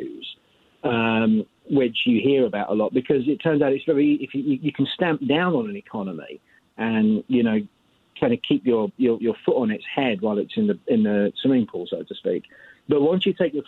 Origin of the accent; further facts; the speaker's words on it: United Kingdom; now in United States; I'm actually from Europe, from the UK.